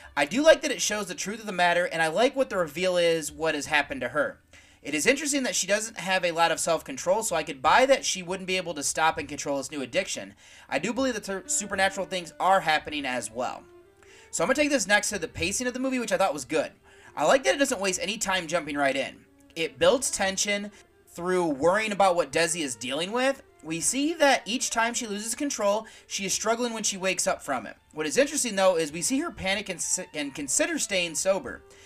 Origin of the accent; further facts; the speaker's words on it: United States; as an American